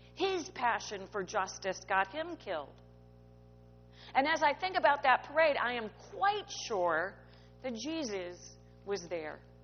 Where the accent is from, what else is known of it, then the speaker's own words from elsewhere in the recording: Midwest, United States; Where I grew up in the Midwest